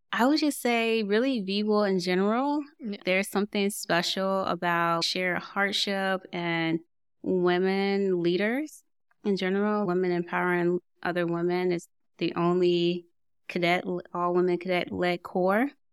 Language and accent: English; Portsmouth, Virginia, United States; I grew up in Portsmouth, Virginia.